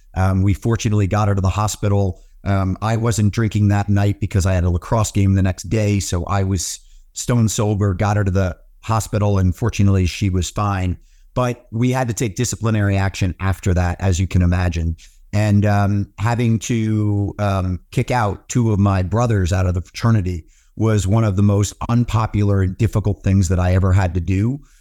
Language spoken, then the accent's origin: English; Washington, District of Columbia, United States; I grew up in Washington, D C.